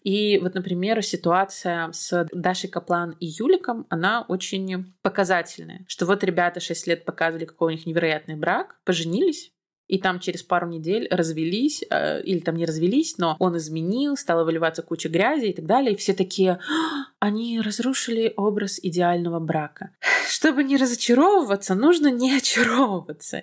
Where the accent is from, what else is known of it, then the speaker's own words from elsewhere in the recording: Belarus; я как белоруска